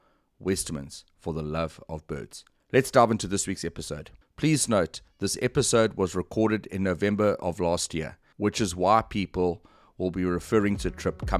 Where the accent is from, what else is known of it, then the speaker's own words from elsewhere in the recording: South Africa; also born or lived in Mutare, Zimbabwe; I was born in Zimbabwe, in Mutare. It was called Imtali those days. That's how long ago it was. Moved to South Africa when I was, I think, 5 years old.